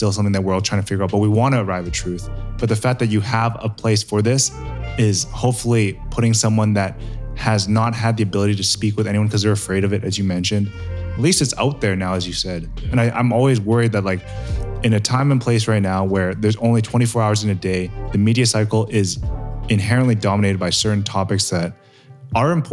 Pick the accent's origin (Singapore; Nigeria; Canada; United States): Canada; growing up in Canada